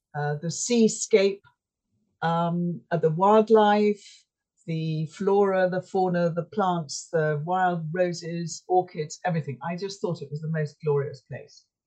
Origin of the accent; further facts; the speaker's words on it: Yorkshire and the Humber, United Kingdom; moved away; I come from Yorkshire